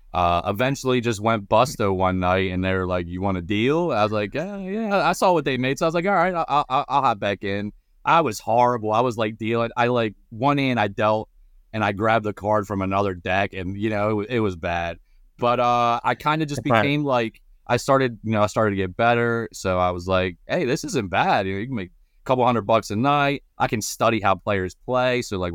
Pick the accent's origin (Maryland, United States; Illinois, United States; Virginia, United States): Maryland, United States; Baltimore; So, born and raised Baltimore, Maryland. Lived in Maryland my whole life.